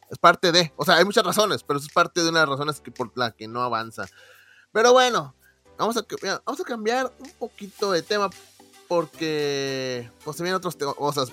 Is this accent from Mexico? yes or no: yes; Monterrey, Nuevo León, Mexico; nosotros somos regios